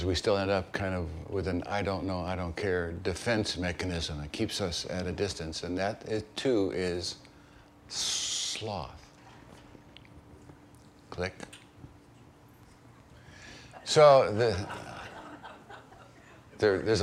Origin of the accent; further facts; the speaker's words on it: Chicago, Illinois, United States; moved away as an adult; also born or lived in East Texas; I grew up in Chicago, and I arrived in East Texas for my first call